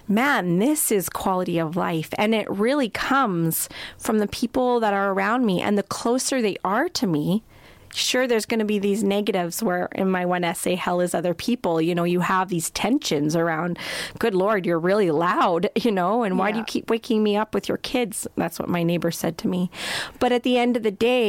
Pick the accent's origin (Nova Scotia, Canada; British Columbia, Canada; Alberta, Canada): Alberta, Canada; Crowsnest Pass; moved away as an adult; now in Edmonton, Canada; We grew up in the Crow's Nest Pass together